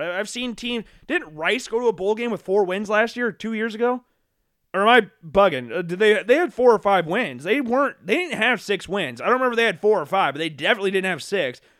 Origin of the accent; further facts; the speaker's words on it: Des Moines, Iowa, United States; moved away; also born or lived in Oskaloosa / Cedar Falls; I grew up in Des Moines